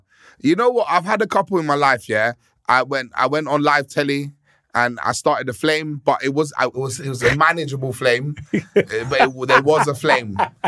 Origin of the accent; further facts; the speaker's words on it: Victoria, London, United Kingdom; I come from a very multicultural block where we grew up in Victoria when we moved there, and so many different cultures in that one block.